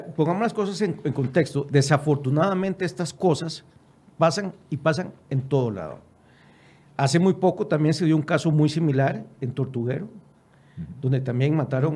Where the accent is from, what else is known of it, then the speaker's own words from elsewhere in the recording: Costa Rica; nosotros como costarricenses